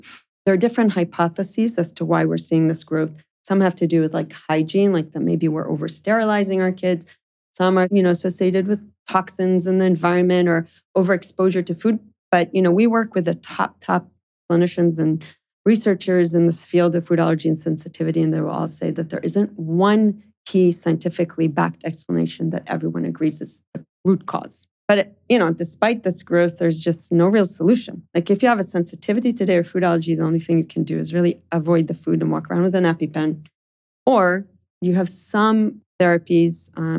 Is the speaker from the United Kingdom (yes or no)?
no; New York, United States; also born or lived in Israel; as I described, I grew up in New York and in Israel.